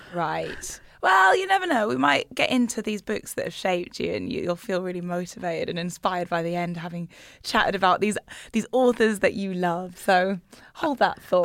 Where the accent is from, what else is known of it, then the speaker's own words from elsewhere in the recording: Newcastle upon Tyne, North East England, United Kingdom; I grew up in Newcastle